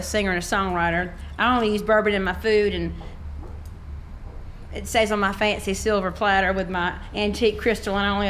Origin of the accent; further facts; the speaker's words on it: Georgia, United States; moved away as an adult; now in Nashville, United States; Well, Nashville's been home for about 11 years, but I will claim Georgia till the day I die.